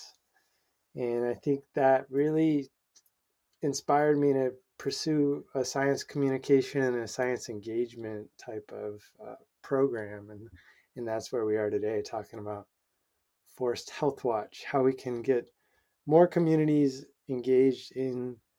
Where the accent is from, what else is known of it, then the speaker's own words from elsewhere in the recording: Kansas, United States; also born or lived in Pullman, Washington / Oregon; now in Washington, United States; I grew up in Kansas, actually, in a landscape deprived of trees in the Kansa Prairie